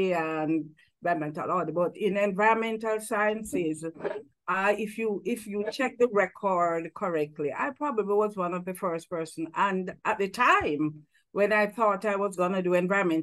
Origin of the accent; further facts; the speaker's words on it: Jamaica; I was the first Jamaican to have registered full time in the master's program in that university. So I was like token Jamaican